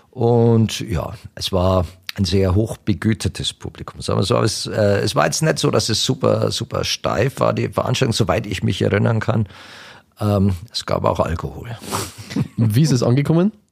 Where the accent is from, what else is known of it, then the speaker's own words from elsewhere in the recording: Italy; now in Germany; wenn ich jetzt als Italiener auf, auf eher die, die äh, traditionellen oder die, die, die Singer-Songwriter, die bei uns nicht bekannt sind